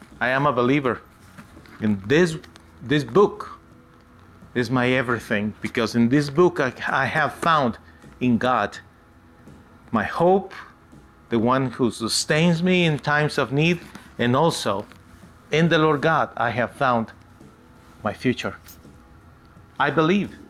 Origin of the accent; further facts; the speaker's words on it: United States; my country, the United States of America. I am an American citizen